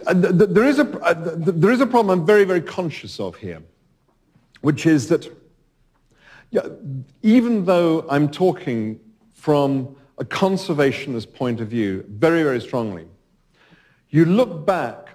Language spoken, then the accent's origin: English; United Kingdom; as a Brit